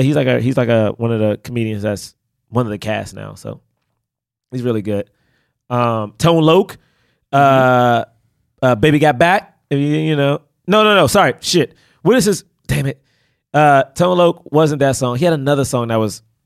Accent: Washington, District of Columbia, United States; moved away; I grew up in Southeast DC

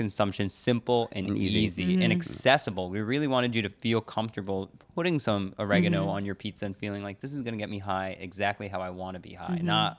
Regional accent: New York, United States; because I'm a New Yorker, I love my pizza.

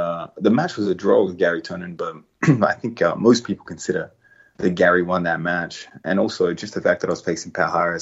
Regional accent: Australia; being an Australian

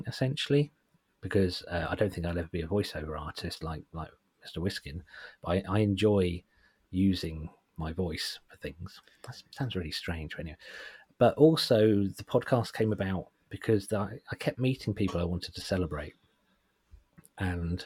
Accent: Suffolk, East of England, United Kingdom; I'm from Suffolk and I don't think I have a particularly thick Suffolk accent

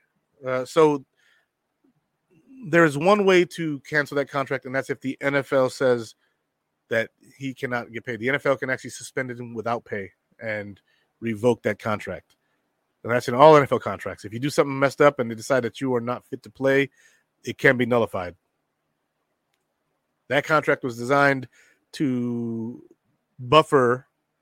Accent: Rochester, New York, United States; moved away as an adult; now in North Carolina, United States; I'm from Rochester, baby. And my wife is too, but we live in North Carolina now.

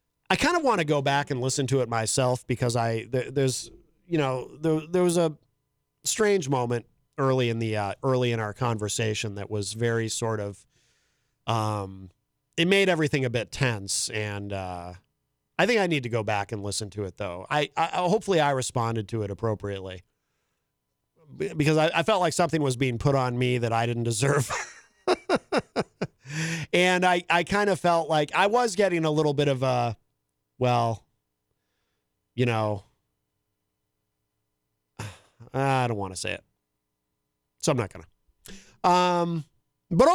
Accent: Concord, New Hampshire, United States; I grew up in Concord.

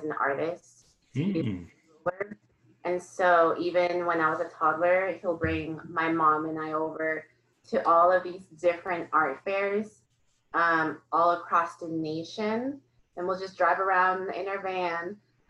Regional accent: Seattle, Washington, United States; also born or lived in Kent; I'm born and raised in South Seattle.

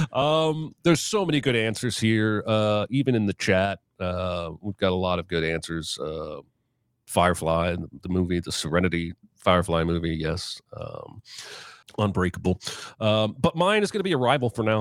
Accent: Indiana, United States; also born or lived in Baltimore, Maryland; we moved to Indiana

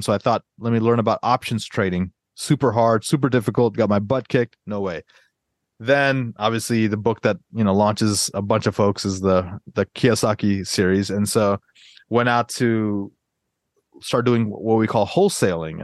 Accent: Atlanta, Georgia, United States; moved away as an adult; also born or lived in Northern Virginia; I grew up in Atlanta

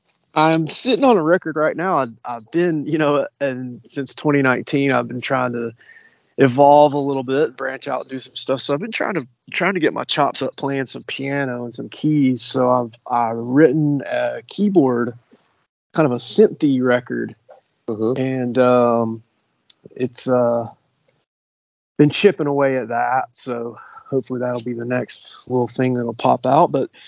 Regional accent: Appalachia, United States; No, we're from Appalachia, so we have a little bit of a different, bit of a different thing going on.

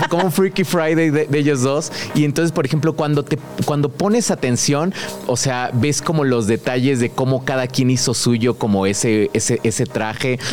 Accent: Querétaro, Mexico; also born or lived in San Miguel de Allende, Guanajuato; llevo viviendo en Querétaro, llevo como 18 años viviendo allá.

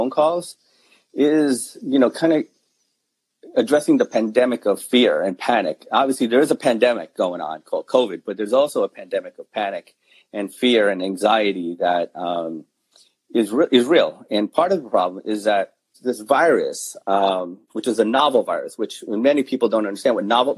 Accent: New York, United States; born and raised in New York.

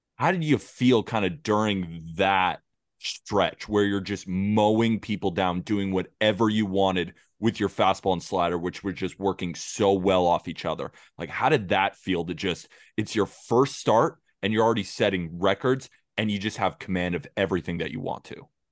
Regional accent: California, United States; I'm from California

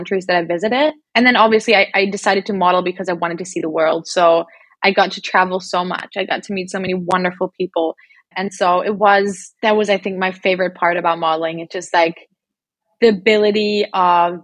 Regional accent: Berlin, Germany; moved away as an adult; also born or lived in Australia; I went from being in Berlin, growing up in Berlin, being in the same apartment all my life, same school all my life, to moving to Australia

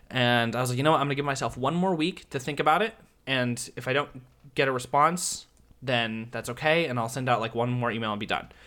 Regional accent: Nashville, Tennessee, United States; now in Orlando, United States; I'm from Nashville

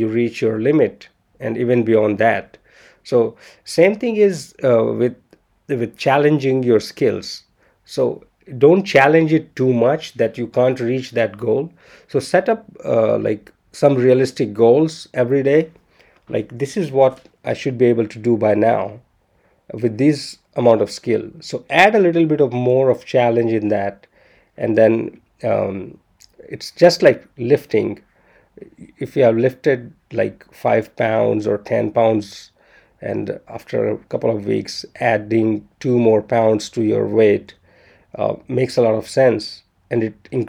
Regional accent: India; I'm Indian

